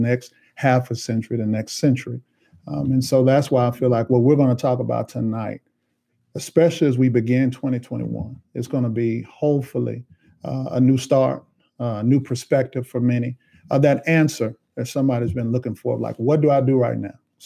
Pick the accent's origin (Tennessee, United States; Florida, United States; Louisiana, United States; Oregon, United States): Tennessee, United States; Nashville; Born and raised in Nashville